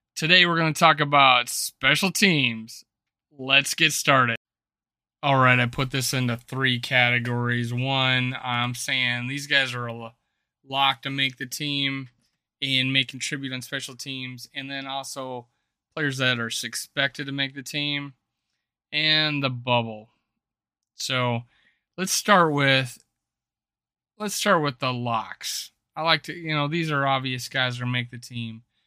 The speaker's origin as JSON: {"language": "English", "region": "South Dakota", "country": "United States", "tie": "born or raised there", "said": "my home state of South Dakota"}